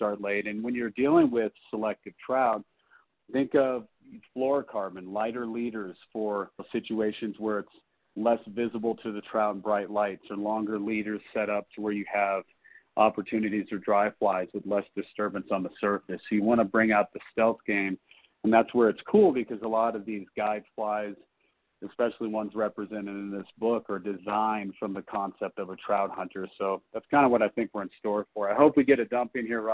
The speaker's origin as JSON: {"language": "English", "town": "Colorado Springs", "region": "Colorado", "country": "United States", "tie": "born or raised there", "said": "being a native to Colorado, I was born and raised in the Springs"}